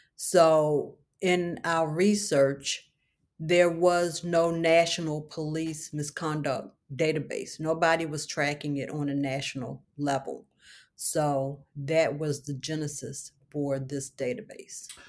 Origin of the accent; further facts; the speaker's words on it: Baltimore, Maryland, United States; I was raised in Baltimore City